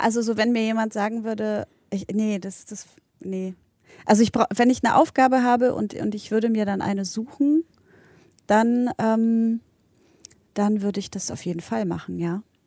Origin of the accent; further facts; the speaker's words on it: Berlin, Germany; also born or lived in Poland; ich bin ja in, in Polen geboren, in Berlin aufgewachsen, in West-Berlin